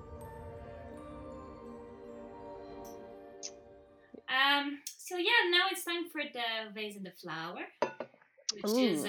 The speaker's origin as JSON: {"language": "English", "country": "Canada", "said": "I'm like a French Canadian"}